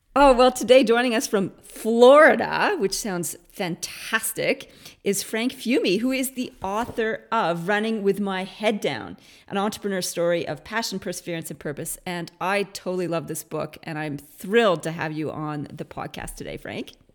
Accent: Canada; now in Australia; being a Canadian who went to Australia

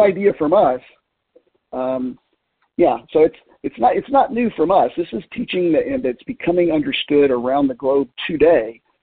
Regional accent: Middlesboro, Kentucky, United States; Appalachia, where I grew up in southeast Kentucky, um, starting with uh, my hometown school in Middlesboro, Kentucky

